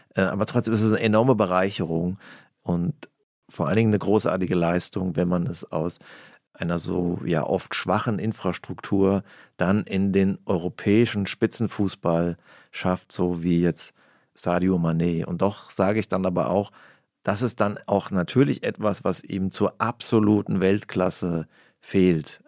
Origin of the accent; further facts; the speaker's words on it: Hesse, Germany; ich komme aus Hessen